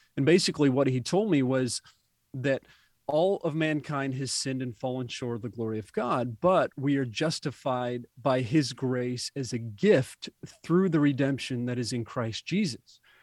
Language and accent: English; Indiana, United States; I was born and raised in the Midwest in Indiana